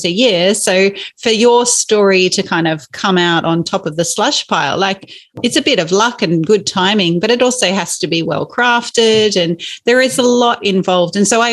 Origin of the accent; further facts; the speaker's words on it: Inverell, New South Wales, Australia; growing up in Inverell, which is in Western New South Wales, spent a lot of time just meandering our property